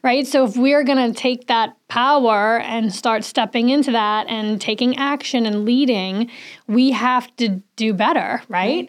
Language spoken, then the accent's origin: English; New Orleans, Louisiana, United States; now in Saratoga Springs, United States; I'm from New Orleans